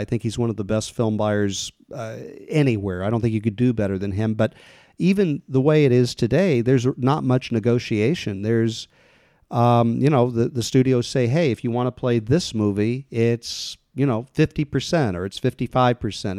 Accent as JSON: {"language": "English", "town": "Kansas City", "region": "Missouri", "country": "United States", "tie": "born or raised there", "moved": "as an adult", "lives_now": "Los Angeles, United States", "said": "I grew up in the Midwest in Kansas City"}